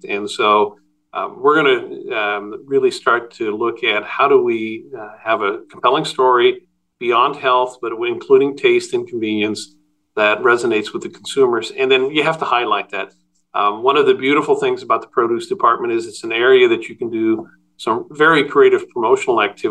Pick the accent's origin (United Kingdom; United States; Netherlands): Netherlands; moved away; I was born in Holland and my family ran a really small neighborhood produce store